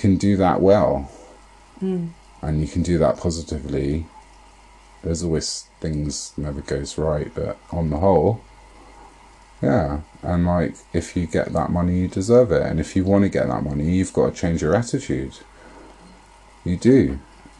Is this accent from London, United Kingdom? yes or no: yes; London, United Kingdom; I'm from London